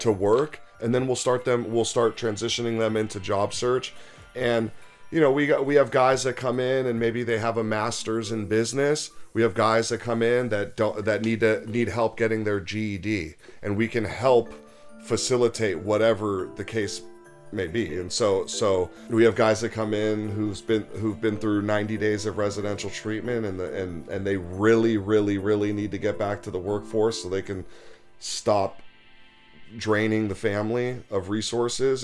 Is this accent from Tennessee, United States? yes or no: no; Los Angeles, California, United States; I grew up in Los Angeles